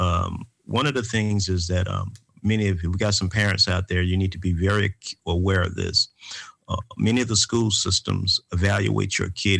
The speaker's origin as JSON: {"language": "English", "town": "Atlanta", "region": "Georgia", "country": "United States", "tie": "born or raised there", "said": "The three of us, uh, we come from the Grow Park community in Atlanta, Georgia. We all graduated from Grow Park Elementary School"}